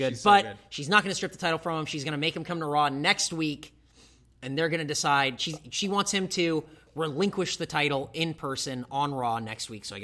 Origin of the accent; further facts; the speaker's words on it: United States; we're American